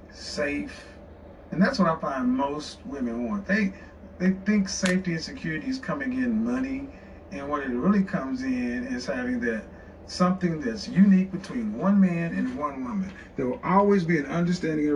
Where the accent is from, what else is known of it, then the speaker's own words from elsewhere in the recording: Oklahoma City, Oklahoma, United States; moved away; also born or lived in Houston / Dallas / New York City; I'm from Oklahoma City, and so that's Middle America, the Bible Belt. And I was raised in the church